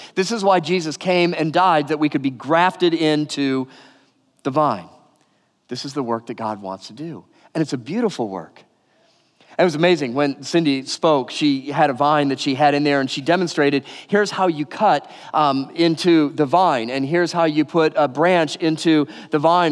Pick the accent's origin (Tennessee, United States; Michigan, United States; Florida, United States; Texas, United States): Michigan, United States; Detroit; moved away; also born or lived in California; I grew up outside Detroit in the suburbs